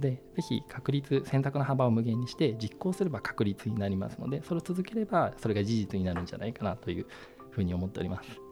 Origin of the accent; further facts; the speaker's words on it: Kanagawa, Japan; 私はですね神奈川で生まれたんですけども家の前に父の経営するプラスチック加工の工場がありまして、えー、えー、その工場で毎日遊んでいましたので